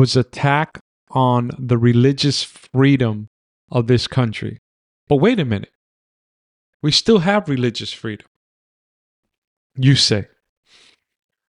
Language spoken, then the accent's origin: English; New York City, New York, United States; also born or lived in Manhattan; I was raised in the Bronx